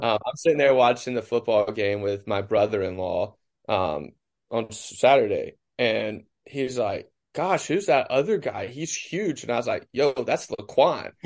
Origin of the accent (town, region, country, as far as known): Cleveland, Mississippi, United States; born or raised there